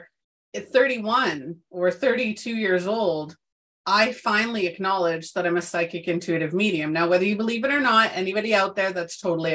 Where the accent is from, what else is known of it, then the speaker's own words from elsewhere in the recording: Canada; moved away as an adult; I'm in Canada, so provinces. I moved back to my hometown where all the people that I had known since birth were still here